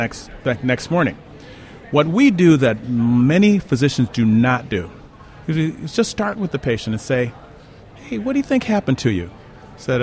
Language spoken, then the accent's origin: English; Chicago, Illinois, United States; Well, south side of Chicago